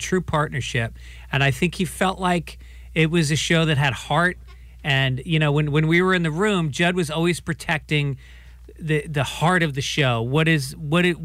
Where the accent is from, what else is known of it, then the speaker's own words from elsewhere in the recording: New York, United States; moved away; I grew up in New York, and so every year I used to march in the parade with my grandfather.